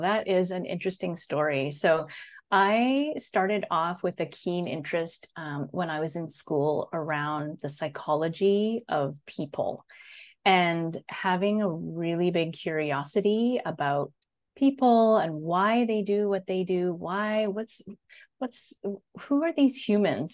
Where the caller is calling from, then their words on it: Netherlands; I am calling in from Holland in the Netherlands. So I'm, uh, just outside of Amsterdam, actually.